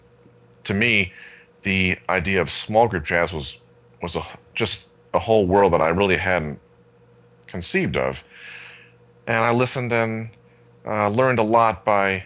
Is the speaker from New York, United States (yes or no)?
yes; Syracuse, New York, United States; where I grew up in outside of Syracuse, New York